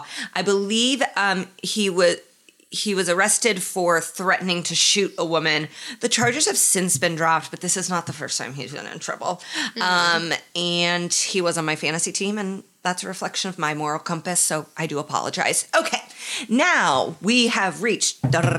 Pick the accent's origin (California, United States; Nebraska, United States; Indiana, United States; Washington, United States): Indiana, United States; Indianapolis; This week is the NFL Combine in my hometown of Indianapolis.